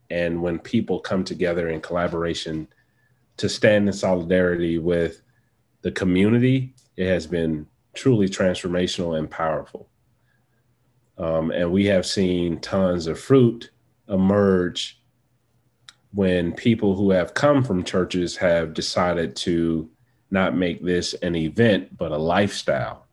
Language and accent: English; Atlanta, Georgia, United States; I am traditionally from Atlanta, Georgia, where I currently reside.